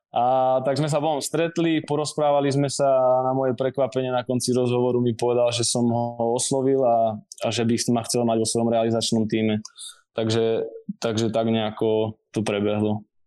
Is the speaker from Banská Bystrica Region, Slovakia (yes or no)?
yes; Rimavská Sobota, Banská Bystrica Region, Slovakia; moved away as an adult; now in Prague, Czech Republic; ja pochádzam z Rimavskej soboty, kde som v podstate vyrástol